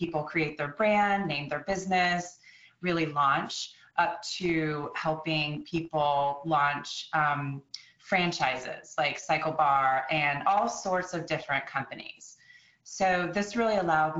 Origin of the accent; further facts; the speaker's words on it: Austin, Texas, United States; moved away as an adult; also born or lived in North Carolina / Washington, D.C.; I grew up in Austin, Texas